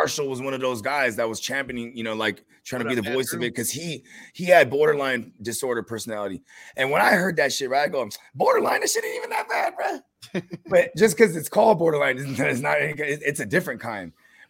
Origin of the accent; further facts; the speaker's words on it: Philippines; And it's how you know I'm Filipino, bro.